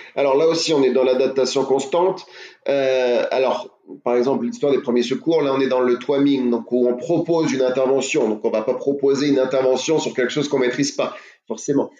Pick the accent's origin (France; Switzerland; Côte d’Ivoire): France; je suis français